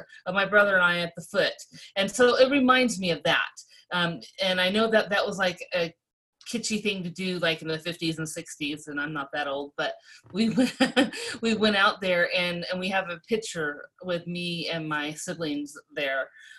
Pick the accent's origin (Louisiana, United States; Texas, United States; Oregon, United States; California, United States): California, United States; Southern; I was born and raised in Southern California.